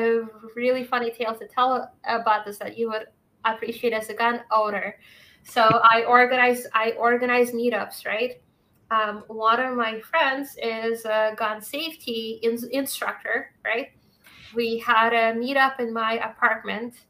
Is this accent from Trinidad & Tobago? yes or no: no; Moscow, Russia; now in Massachusetts, United States; I grew up in Moscow